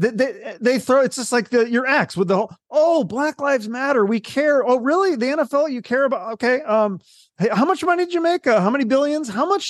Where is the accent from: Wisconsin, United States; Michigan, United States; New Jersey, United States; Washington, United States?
Washington, United States; I don't even think I knew the name of my governor growing up in Washington.